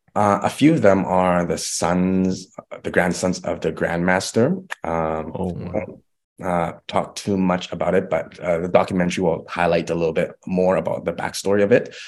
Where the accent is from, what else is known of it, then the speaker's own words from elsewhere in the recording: Vancouver, British Columbia, Canada; my hometown in Vancouver